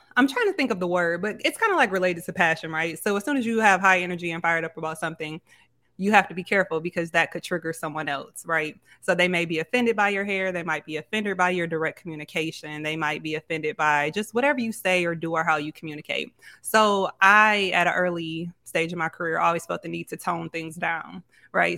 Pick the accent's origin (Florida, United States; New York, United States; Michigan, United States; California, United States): Michigan, United States; Grand Rapids; moved away as an adult; now in Houston, United States; I'm originally from Grand Rapids, but I've been in Houston, Texas for the last two years